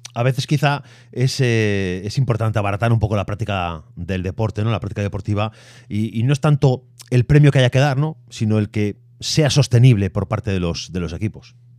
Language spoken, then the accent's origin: Spanish; Galicia, Spain; como gallegos, eh, aquí en Galicia